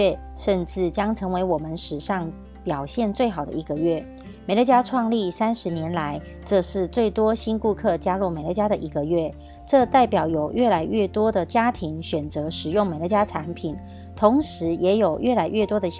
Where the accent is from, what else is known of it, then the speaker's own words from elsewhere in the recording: Miaoli County, Taiwan; 今天要为大家导读的主题是